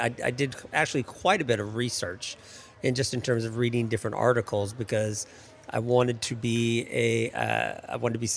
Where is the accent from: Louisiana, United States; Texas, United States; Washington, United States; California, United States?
Washington, United States; Seattle; moved away as an adult; now in Washington, D.C., United States; I'm from Seattle. I've been in Washington, D.C. for almost 30 years